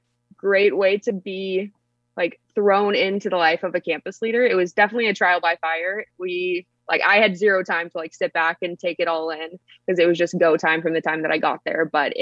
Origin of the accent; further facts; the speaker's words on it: about an hour east of Los Angeles, California, United States; I grew up in California, like yourself, but I was about an hour east of Los Angeles.